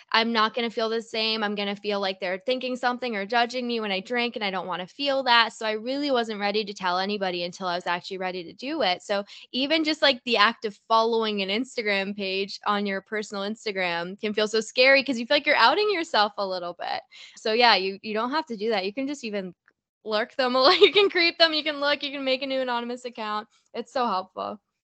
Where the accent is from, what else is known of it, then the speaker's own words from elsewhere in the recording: Toronto, Ontario, Canada; I'm from Toronto